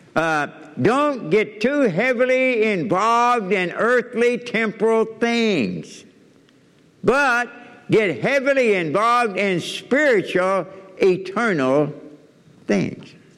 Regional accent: Kentucky, United States; I'm from Kentucky.

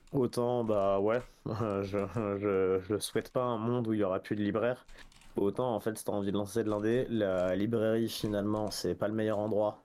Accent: France; also born or lived in Paris; je suis français, j'habite à Paris

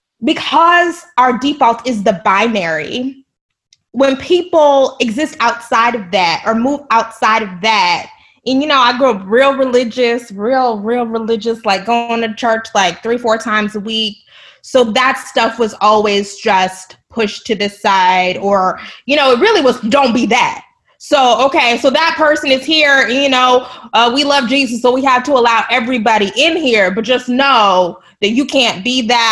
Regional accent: United States; also born or lived in Texas; I'm from Oklahoma and Texas

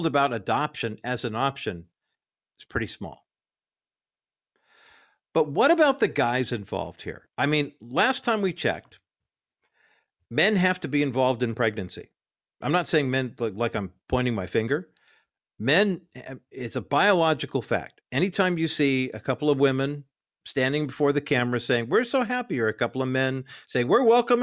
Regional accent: Whittier, California, United States; my hometown of Whittier, California

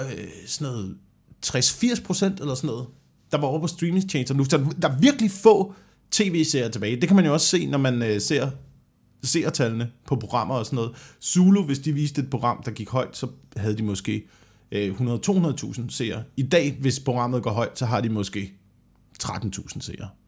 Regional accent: Vemmelev, Zealand, Denmark; Jeg voksede op sådan mellem Slagelse og Korsør

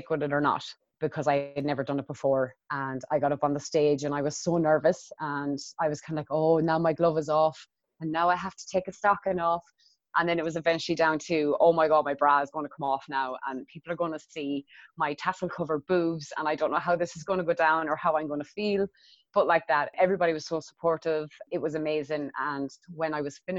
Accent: Athlone, Westmeath, Ireland; I'm from Athlone, which is in Westmead in Ireland. And it's a very small town

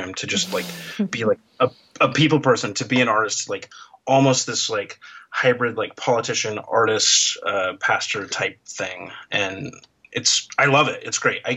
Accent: Portland, Oregon, United States; moved away as an adult; also born or lived in Akron, Ohio; now in Seattle, United States; I was born in Akron, Ohio in 1976. My parents moved to Portland pretty much immediately

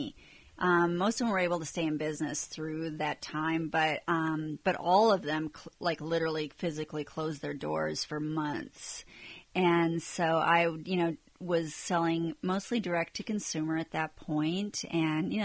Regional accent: Minnesota, United States; moved away; I'm from Minnesota originally

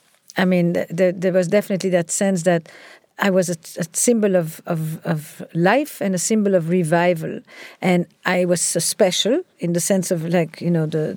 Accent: Antwerp, Flanders, Belgium; So I grew up in Antwerp, in Belgium

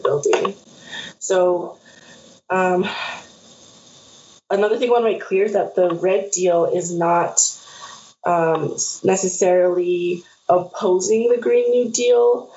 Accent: San Ildefonso Pueblo, New Mexico, United States; also born or lived in Albuquerque; I'm from the Pueblo of San Ildefonso. I'm Tewa from northern New Mexico.

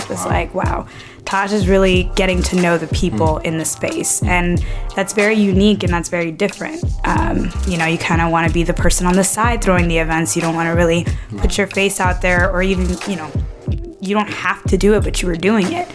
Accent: Inglewood, California, United States; moved away as an adult; also born or lived in Brooklyn, New York; now in New York City, United States; I'm from LA, born and raised

